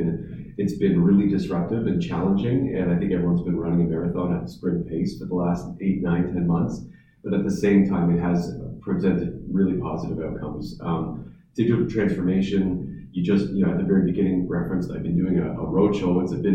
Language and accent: English; Southampton, South East England, United Kingdom; moved away as an adult; I grew up in Southampton and I needed to leave like almost everyone else who wanted to go to university or college. And I didn't necessarily want to leave the region, but had to leave the region.